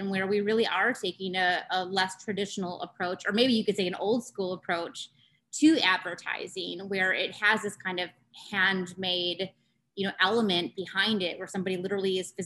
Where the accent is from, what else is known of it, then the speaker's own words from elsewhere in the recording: North Central Wisconsin, United States; growing up in North Central Wisconsin